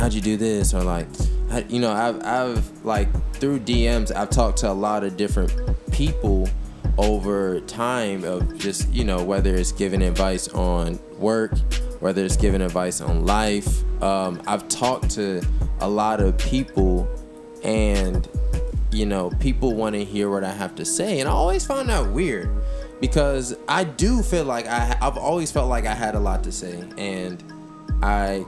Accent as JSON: {"language": "English", "country": "United States"}